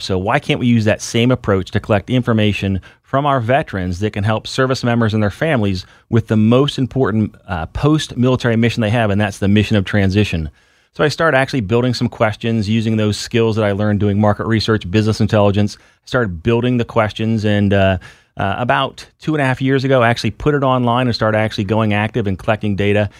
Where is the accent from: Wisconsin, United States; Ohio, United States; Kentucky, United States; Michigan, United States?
Ohio, United States; Findlay; moved away as an adult; I was actually, uh, raised in a little city northwest Ohio, so I joined the Air Force from Findlay, Ohio